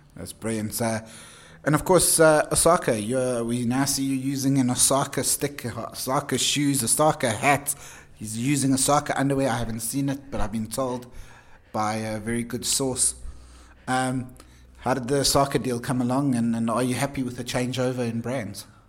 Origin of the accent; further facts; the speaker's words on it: Johannesburg, Gauteng, South Africa; Joburg, the city of gold, my hometown.